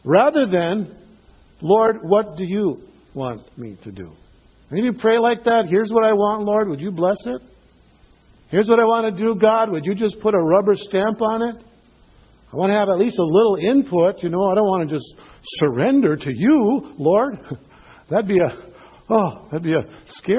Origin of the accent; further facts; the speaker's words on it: Cloquet, Minnesota, United States; a pastor in my hometown